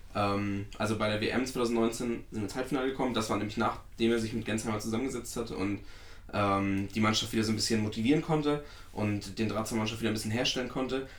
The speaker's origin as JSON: {"language": "German", "area": "Werratal", "region": "Thuringia", "country": "Germany", "tie": "born or raised there", "said": "der ortsansässige Verein aus meiner Heimat"}